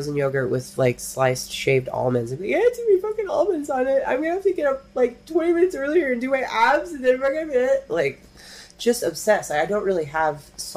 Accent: Humboldt County, California, United States; I'm from Humboldt County

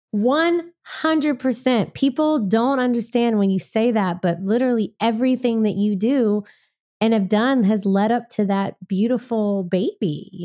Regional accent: Waco, Texas, United States; now in Nashville, United States; I'm from the South. I'm from Waco, Texas. So when I moved to Nashville, I felt like I was in Texas

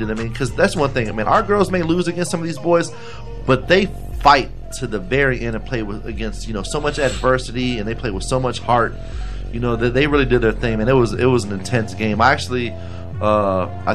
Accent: Sarasota, Florida, United States; I went to Sarasota High at first, and I went to Booker after we moved

